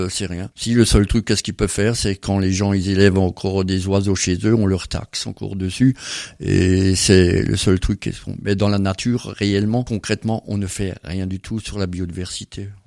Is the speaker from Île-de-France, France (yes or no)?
no; Grand Est, France; puis alors chez nous en Alsace